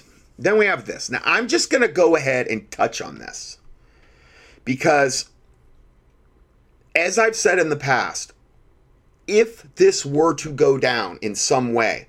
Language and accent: English; Romania; I am from Romania, and I'm more interested about this conflict than others who live more far away.